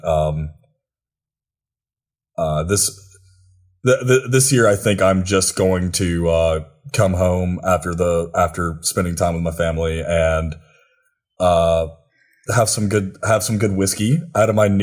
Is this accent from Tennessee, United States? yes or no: yes; Athens, Tennessee, United States; moved away; I'm from Athens, Tennessee